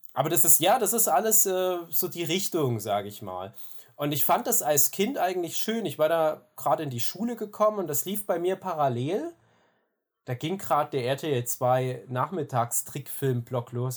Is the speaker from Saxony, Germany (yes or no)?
yes; Erzgebirge, Saxony, Germany; ich bin Aus dem Erzgebirge ursprünglich